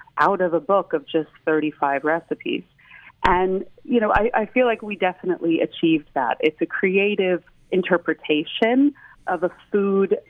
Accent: Ventura County, Southern California, United States; moved away as an adult; also born or lived in Los Angeles / Santa Barbara County; now in Switzerland; I am originally from Southern California, born in Los Angeles, but grew up in both Ventura County and then attended university in Santa Barbara County

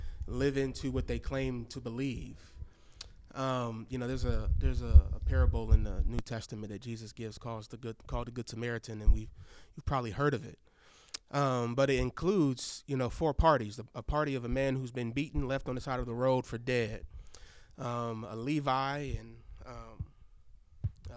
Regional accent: Milwaukee, Wisconsin, United States; moved away as an adult; also born or lived in Chicago, Illinois; now in Fayetteville, United States; I grew up in Milwaukee.

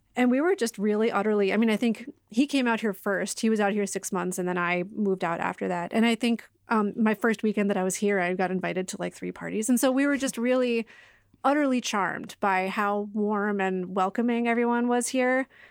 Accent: Boston, Massachusetts, United States; moved away as an adult; also born or lived in Washington, D.C.; now in Fresno, United States; I grew up in the Boston area and spent most of my life on the East Coast

